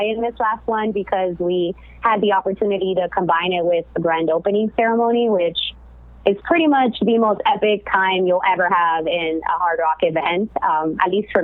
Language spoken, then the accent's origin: English; Miami, Florida, United States; now in California, United States; I'm, like you mentioned, originally from Miami, as a lot of you may know, or maybe can tell from my accent. But I currently live in California